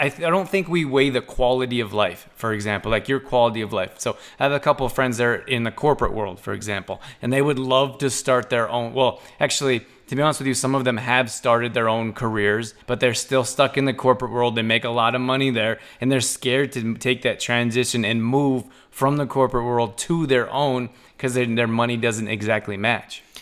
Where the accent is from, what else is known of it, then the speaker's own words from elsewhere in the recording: Canada; also born or lived in Redondo Beach, California; I grew up in Canada